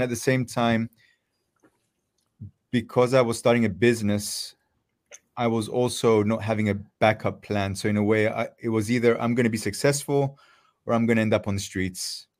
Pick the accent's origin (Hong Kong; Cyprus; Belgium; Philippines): Cyprus; moved away; also born or lived in Netherlands; I'm from Cyprus.